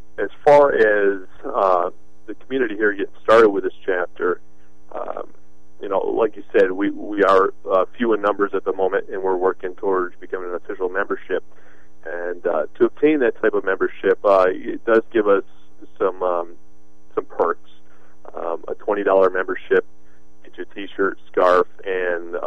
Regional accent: United States; I'm an American

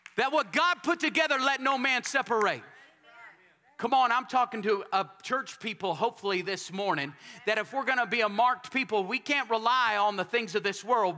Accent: Texas, United States

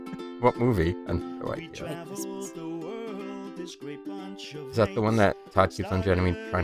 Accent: New York, United States; I also eat my R's. I'm from New York.

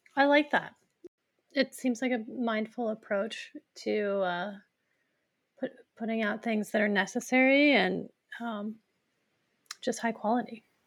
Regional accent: Fort Collins, Colorado, United States; I grew up in Fort Collins

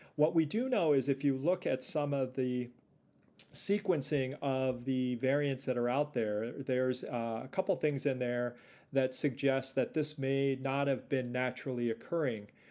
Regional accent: New York City, New York, United States; moved away as an adult; also born or lived in northern New Jersey / Chicago; I was born and raised in New York City

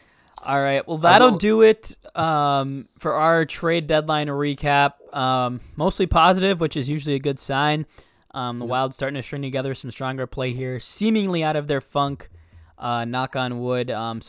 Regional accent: Minnesota, United States; as a Minnesotan

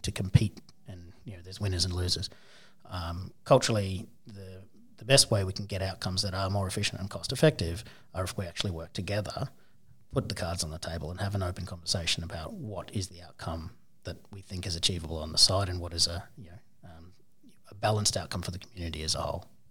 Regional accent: Townsville, Queensland, Australia; I grew up in Townsville

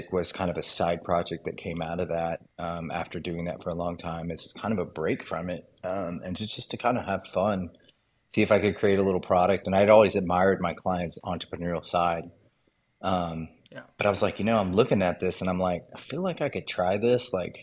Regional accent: Texas, United States; also born or lived in Mississippi; I grew up here in Texas where I'm

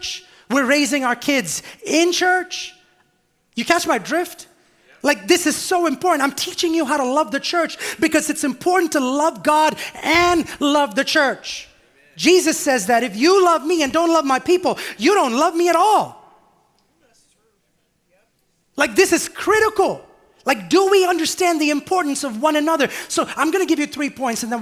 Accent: India; moved away; I grew up on what in India was the mats of the church, not even pews, not even chairs.

